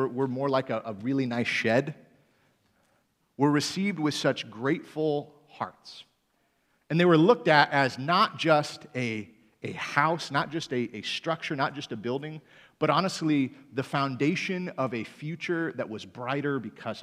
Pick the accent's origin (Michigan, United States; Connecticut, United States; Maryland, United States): Michigan, United States; moved away; also born or lived in Greenville, Michigan; I'm from Michigan originally